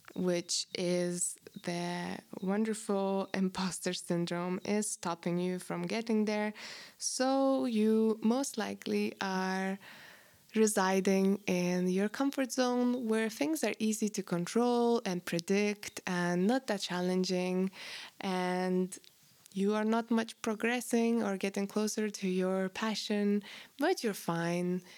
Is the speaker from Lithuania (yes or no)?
yes; Lithuania; moved away; I grew up in Post-Soviet Russian, um, Lithuania